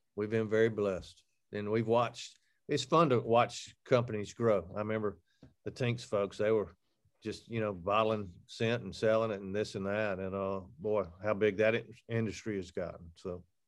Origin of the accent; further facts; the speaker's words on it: Alabama, United States; I'm from Alabama